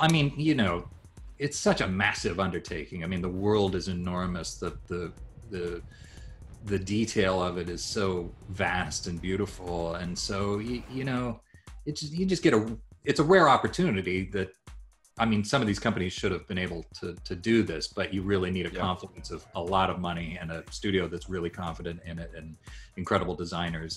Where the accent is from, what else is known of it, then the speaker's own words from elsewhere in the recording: Japan; moved away; I grew up in Japan